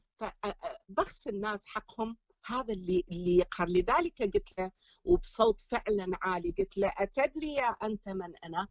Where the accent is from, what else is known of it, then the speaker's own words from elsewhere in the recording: Iraq; moved away as an adult; also born or lived in Syria / Jordan / Egypt; now in Belgium; اني اني من عراقيه من بلجيكا